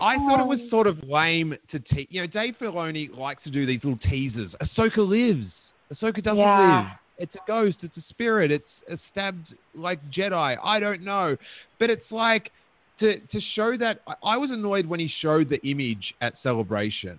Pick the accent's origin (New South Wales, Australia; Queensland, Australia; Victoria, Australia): Victoria, Australia; Melbourne; born or raised there